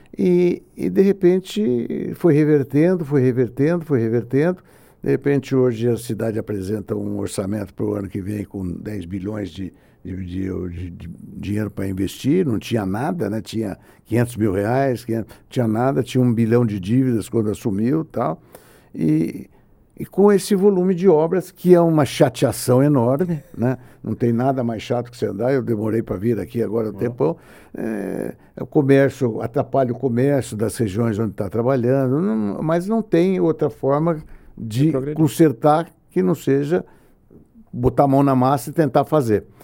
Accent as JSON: {"language": "Portuguese", "country": "Brazil", "said": "eu, como brasileiro"}